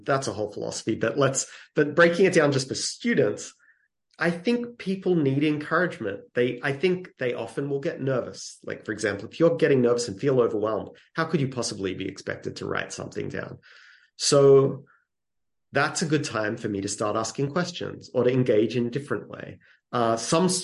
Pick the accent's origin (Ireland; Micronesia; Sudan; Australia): Australia; moved away as an adult; now in United States; I'm from Australia originally, and we had to write, it was called composition. Every single week, we had to write something all through middle school, even before middle school.